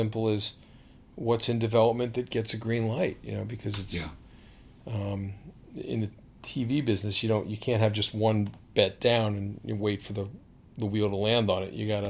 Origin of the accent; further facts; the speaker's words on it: Washington, District of Columbia, United States; now in Baltimore, United States; I grew up in Washington